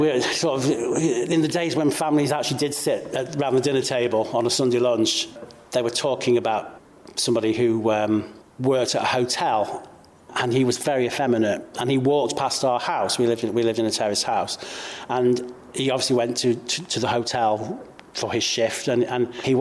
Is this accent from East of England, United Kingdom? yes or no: no; Cheshire, North West England, United Kingdom; I'm 57 years old and I'm from Cheshire